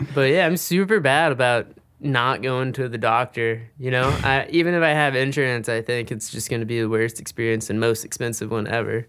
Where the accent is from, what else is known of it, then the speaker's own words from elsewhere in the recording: Mississippi, United States; moved away; also born or lived in San Diego; I'm originally from Mississippi, and I'd move out to San Diego